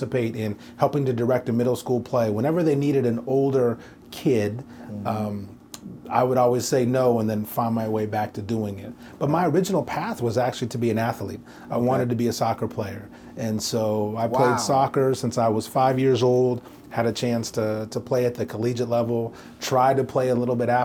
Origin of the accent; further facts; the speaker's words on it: Portland, Oregon, United States; moved away as an adult; also born or lived in New York; now in Nashville, United States; As a kid, I grew up in Portland, Oregon